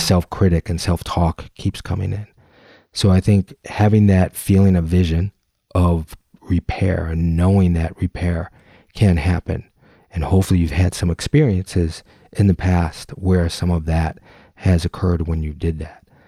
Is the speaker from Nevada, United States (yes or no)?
no; Detroit, Michigan, United States; Gyro Creative, out of Detroit, Michigan, my hometown